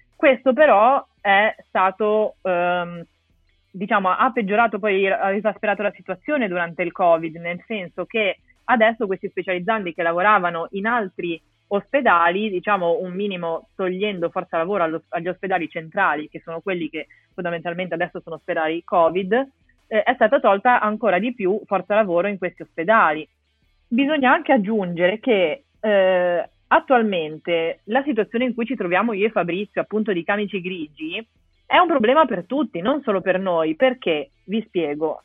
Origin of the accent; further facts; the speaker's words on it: Genoa, Liguria, Italy; io sono di Genova